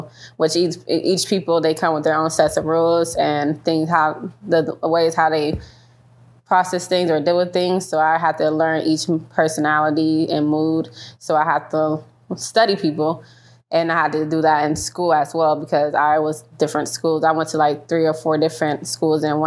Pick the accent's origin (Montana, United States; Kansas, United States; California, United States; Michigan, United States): Michigan, United States; Detroit; also born or lived in New York; I was raised in Detroit. That's pretty much all I know. It's Detroit